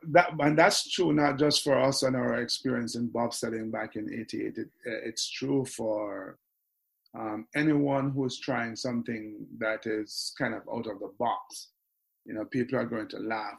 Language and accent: English; Kingston, Jamaica; grew up, was born and raised in Kingston